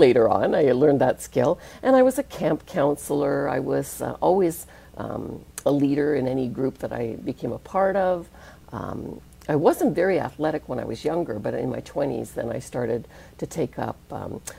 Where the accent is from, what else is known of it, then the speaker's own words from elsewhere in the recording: St. Catharines, Ontario, Canada; I grew up in St. Catharines, middle class family